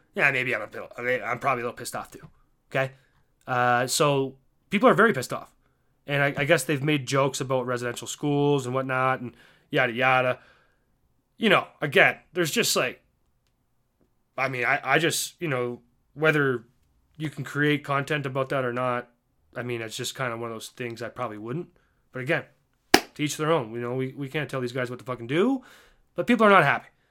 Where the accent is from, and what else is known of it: Canada; accent: Canadian